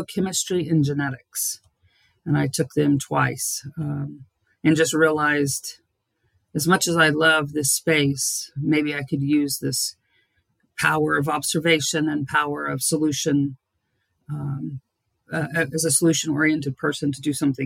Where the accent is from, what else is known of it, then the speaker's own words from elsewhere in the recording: Dallas, Texas, United States; moved away; I'm originally born and raised in Dallas, Texas